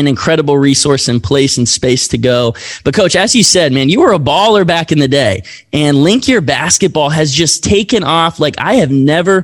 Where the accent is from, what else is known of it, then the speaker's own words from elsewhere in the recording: Lynchburg, Virginia, United States; my hometown of Lynchburg, Virginia